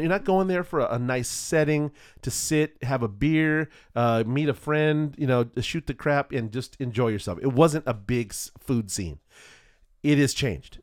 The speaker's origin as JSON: {"language": "English", "region": "California", "country": "United States", "said": "I'm not from Boston I'm not from back east we're not going to come from the Cape hmm. you know um, we are uh, Californians"}